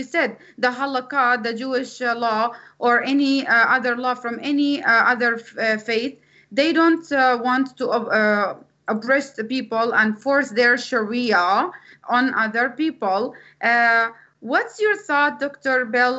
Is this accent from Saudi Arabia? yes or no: yes; Saudi Arabia; moved away; as an ex-Muslim myself, I agree with what you said. That's exactly what they taught us when I was raised in Saudi Arabia.